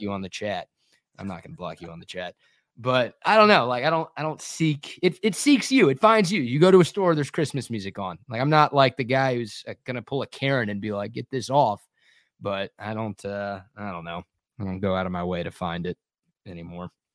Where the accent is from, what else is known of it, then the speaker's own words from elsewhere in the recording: Dallas, Texas, United States; growing up in the Metroplex